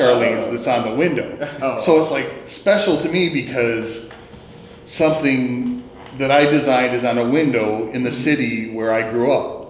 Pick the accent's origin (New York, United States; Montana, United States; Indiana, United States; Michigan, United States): Michigan, United States; Pontiac; also born or lived in Illinois; My dad was a Pontiac fire captain when I was growing up.